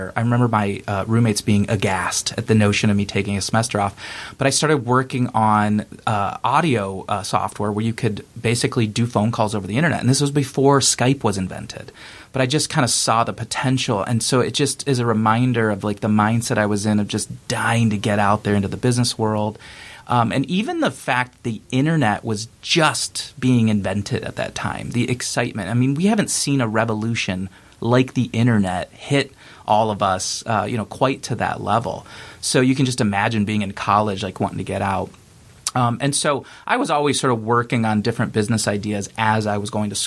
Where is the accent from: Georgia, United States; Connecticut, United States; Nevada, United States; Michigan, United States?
Michigan, United States; Detroit; I grew up in Metro Detroit